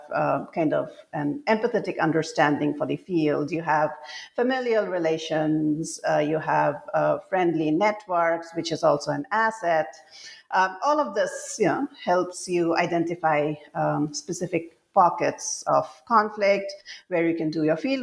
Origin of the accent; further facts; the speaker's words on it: Assam, India; moved away as an adult; when I was growing up in Assam, and I grew up here during the conflict years, and then I spent most of my adult life away from home